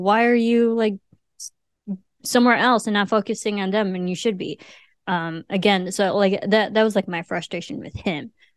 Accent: Illinois, United States; I'm from Illinois.

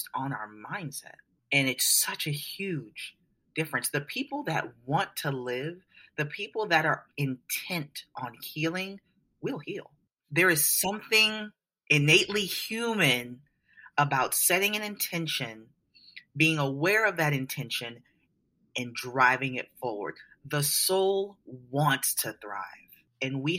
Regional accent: New Orleans, Louisiana, United States; I was raised in New Orleans, Louisiana

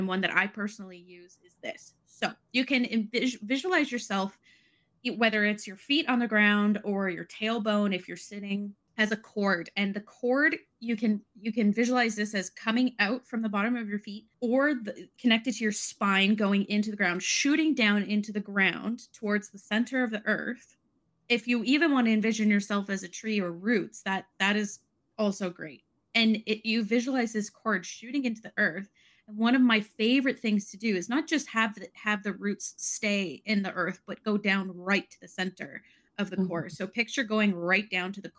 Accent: Canada; me as a Canadian

